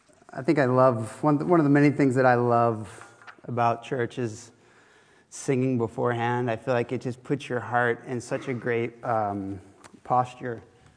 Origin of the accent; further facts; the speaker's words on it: Florida, United States; now in Oxford, United Kingdom; I come from a different background. Obviously, I grew up in Florida, but I was a professional surfer at first